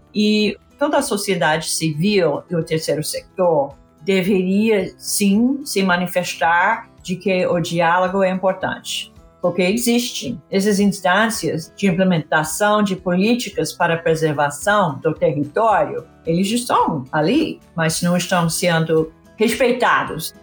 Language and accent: Portuguese; California, United States; Portuguese is a second language; moved away; Eu fiz para um programa de educação em Califórnia, que é a minha terra